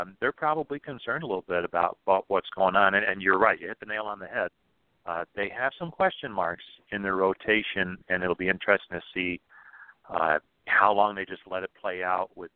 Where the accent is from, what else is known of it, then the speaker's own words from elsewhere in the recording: New Jersey, United States; moved away; I grew up in New Jersey